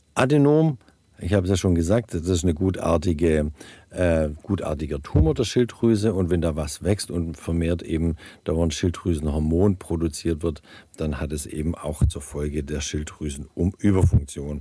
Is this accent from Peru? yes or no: no; Germany; moved away; in den äh, Regionen, wo ich herkomme ursprünglich, so Alb und aus dem Bergland, wo es eben wenig Jod gibt.